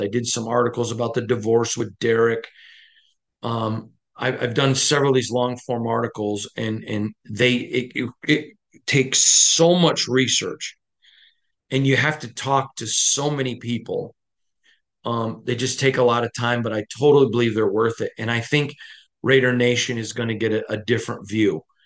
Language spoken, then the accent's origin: English; Michigan, United States; I'm from the Midwest, I'm from Michigan